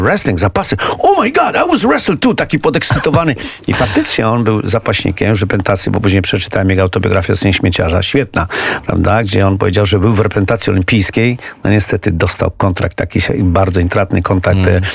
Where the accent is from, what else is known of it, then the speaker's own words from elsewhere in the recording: Poland; jestem z Polski.